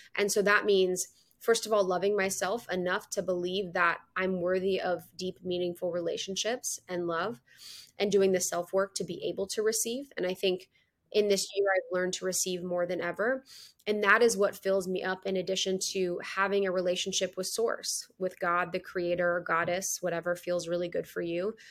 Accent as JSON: {"language": "English", "region": "Midwest", "country": "United States", "also_born_or_lived": "Chicago", "moved": "yes", "said": "I'm from the Midwest"}